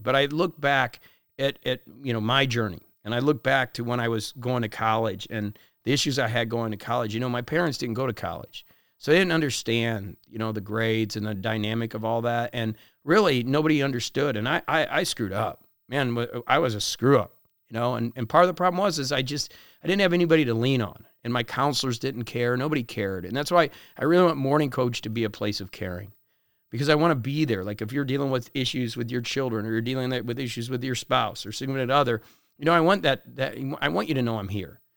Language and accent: English; Parkland, Florida, United States; where I grew up in Parkland